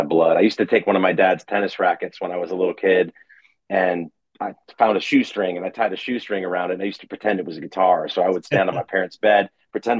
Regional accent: Rochester, New York, United States; moved away as an adult; also born or lived in Northern Virginia; I was raised in Rochester, New York, and very musical

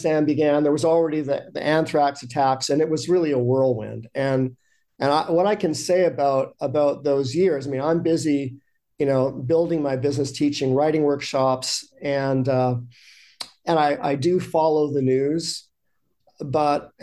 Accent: Canada; I was from Canada

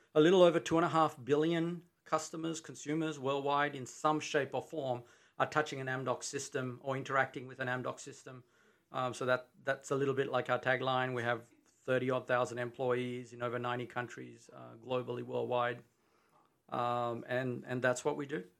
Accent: Australia; accent: Australian; moved away as an adult; now in Texas, United States; I'm from Australia

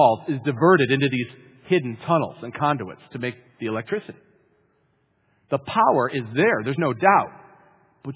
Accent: Western New York, United States; Growing up in Western New York, we've got the pleasure and privilege of seeing it on a regular basis. In fact, I lived on an island, actually, in the Niagara River

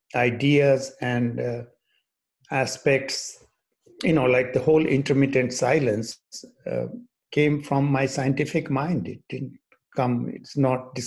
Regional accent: India; moved away as an adult; also born or lived in England / Boston / Maine; now in United States; I grew up in India, starting off from a small village

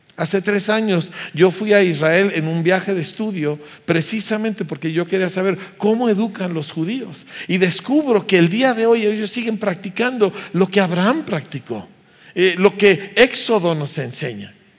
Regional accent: Mexico; éramos un grupo de puros pastores mexicanos

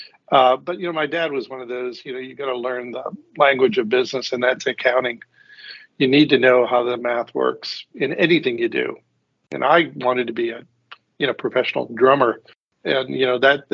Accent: Pittsburgh, Pennsylvania, United States; originally, I'm from Pittsburgh

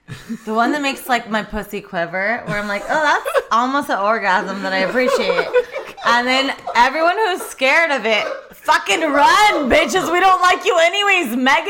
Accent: Pasadena, California, United States; I'm like from Pasadena.

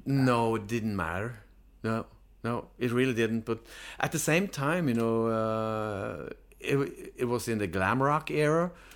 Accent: Notodden, Norway; I was born in Newtown

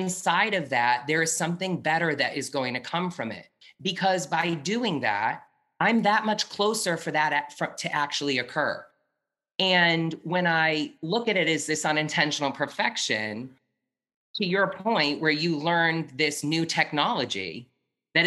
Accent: New Hampshire, United States; moved away; I'm from New Hampshire originally

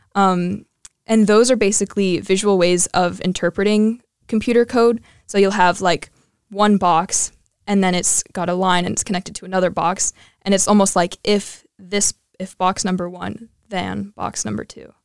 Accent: Colorado, United States; moved away; I am from Colorado

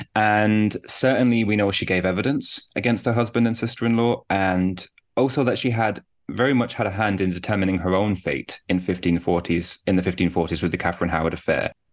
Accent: Birmingham, West Midlands, United Kingdom; moved away as an adult; also born or lived in Durham; now in Newcastle, United Kingdom; I'm originally from Birmingham in the UK, though I'm based in the north of England now

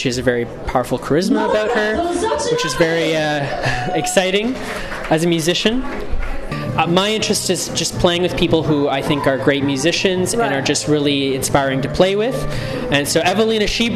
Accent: Canada; I was born in Canada

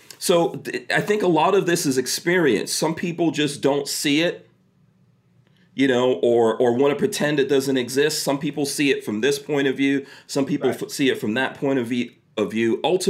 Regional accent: New York City, New York, United States; also born or lived in Guyana; I went to school, I grew up in Far Rockaway, New York, and at that time it was mostly black, a lot of people from the Caribbean, Africa, etc., you know, and there were very few white kids going to school with me.

